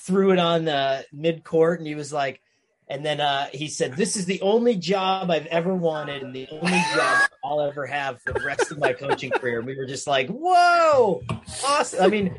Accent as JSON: {"language": "English", "town": "Scranton", "region": "Pennsylvania", "country": "United States", "said": "It was like 81 North, because I'm from Scranton. So you literally just, you go on to 81 and you take one road to Syracuse."}